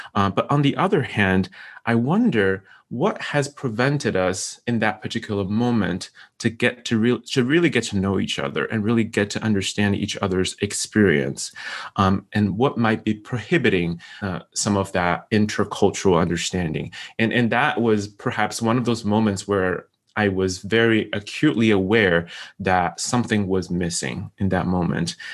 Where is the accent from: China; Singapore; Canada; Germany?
China; moved away as an adult; also born or lived in Syracuse, New York; now in United States; I'm from China